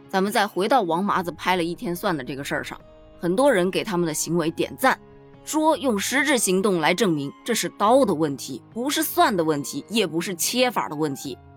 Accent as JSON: {"language": "Chinese", "country": "China", "said": "我一个中国人，我做我的中国菜"}